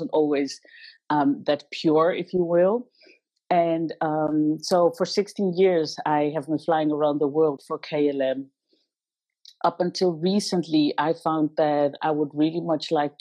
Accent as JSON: {"language": "English", "country": "Netherlands", "tie": "born or raised there", "also_born_or_lived": "Zimbabwe", "said": "I was born in Zimbabwe 39 years ago. And my mother met a Dutch man, her husband, her ex-husband, and he brought us to the Netherlands. And from there on, I went to school here in the Netherlands."}